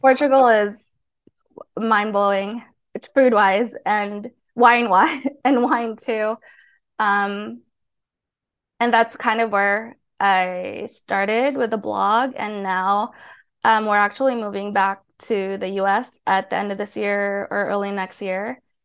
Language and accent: English; Hawaii, United States; moved away as an adult; also born or lived in Philippines / South Korea; now in Tbilisi, Georgia; I grew up in Hawaii